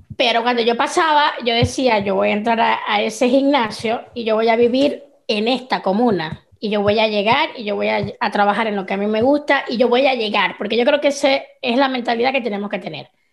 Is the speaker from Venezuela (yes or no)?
yes; Venezuela; moved away as an adult; now in Chile; nosotros venimos de la Venezuela de la escasez, fue cuando nosotros emigramos